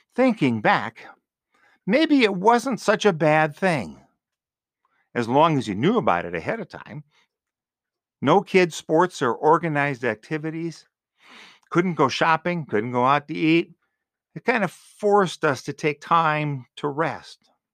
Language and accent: English; Green Bay, Wisconsin, United States; also born or lived in Marshfield, Wisconsin; growing up in Green Bay, there were a lot of businesses open on Sundays. Later, living in Marshfield